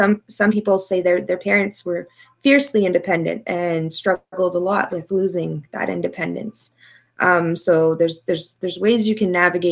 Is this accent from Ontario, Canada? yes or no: yes; Ottawa, Ontario, Canada; moved away; I took the course at Algonquin College back home in Ottawa